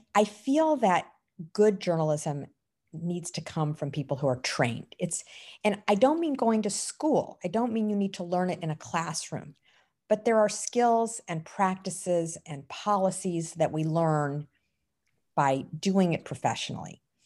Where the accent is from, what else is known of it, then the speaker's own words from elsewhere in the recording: St. Louis, Missouri, United States; now in Red Hook, United States; I grew up in the Midwest in Saint Louis, Missouri.